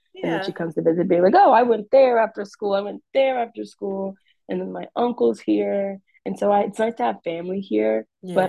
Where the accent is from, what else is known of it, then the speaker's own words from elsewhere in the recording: Roanoke, Virginia, United States; Like, I grew up in Roanoke, and I was like, oh, that's so cool.